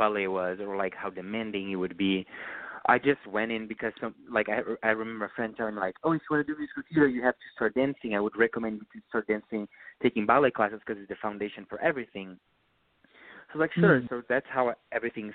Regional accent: Rio Grande do Sul, Brazil; English is a second language; moved away as an adult; also born or lived in Porto Alegre, Brazil; now in New York, United States

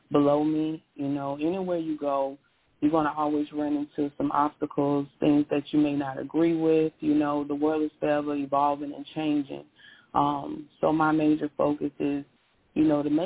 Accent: Pensacola, Florida, United States; I was born and raised in Pensacola, Florida

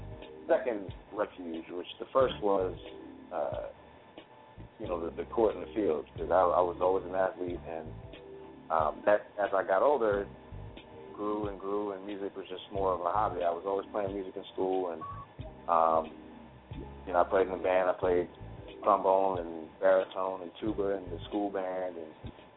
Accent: Hackensack, New Jersey, United States; right out of my hometown. And it's a good place, man. It's a good place to be and a lot of stuff happening in the area. So I'm proud

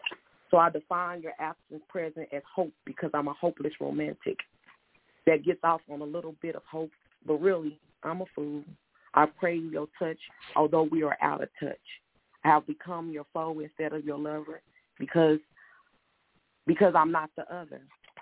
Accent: United States; it would kind of tick me off, because I'm like, I'm American, and we all have to dwell here together.

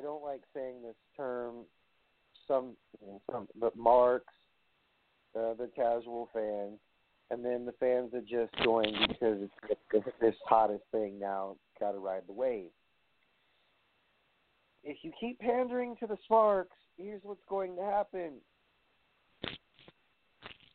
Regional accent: New York City, New York, United States; in Brooklyn, my hometown

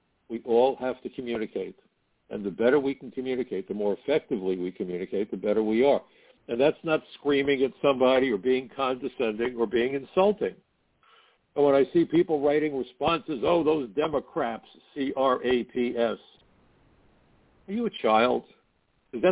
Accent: New York City, New York, United States; when I was growing up in Brooklyn

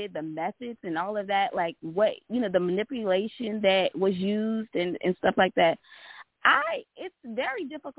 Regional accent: the South, United States; I'm from the South

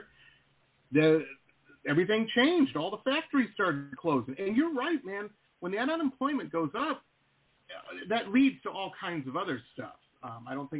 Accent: Detroit, Michigan, United States; I grew up in Detroit, Michigan

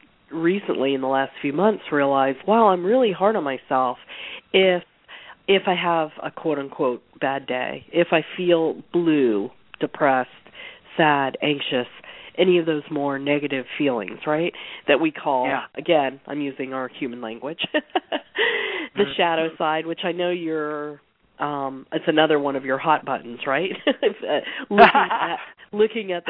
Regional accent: Pennsylvania, United States; moved away as an adult; also born or lived in San Francisco / the Southeast; I grew up in Pennsylvania

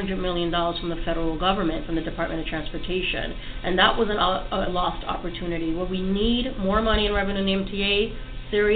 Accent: Puerto Rico; moved away as an adult; now in New York City, United States; I was born on the island

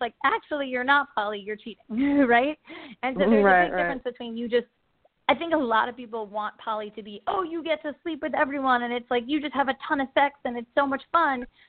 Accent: New York, United States; I grew up in New York

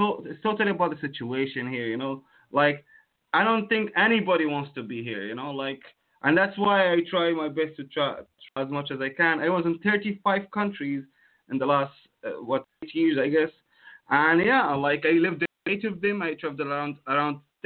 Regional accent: Jordan; from Jordan

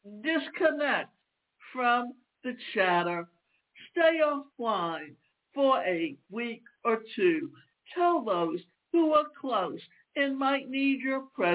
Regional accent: the South, United States; I grew up in the South where it was always warm

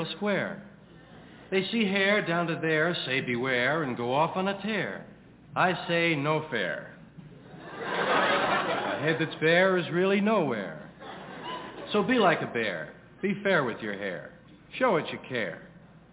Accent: New York City, New York, United States; I was brought up here in New York, brought up and used to go on the subway to 116th Street

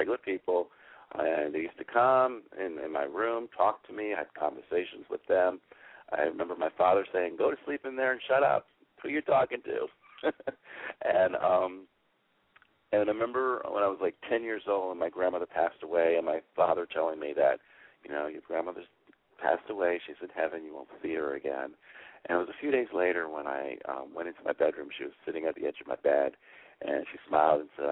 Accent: Palm Beach County, South Florida, United States; I'm from South Florida in the Palm Beach County area

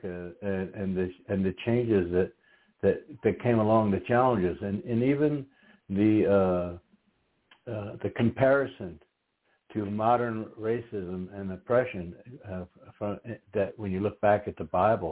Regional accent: outside of the Philadelphia area, Pennsylvania, United States; childhood growing up outside of the Philadelphia area

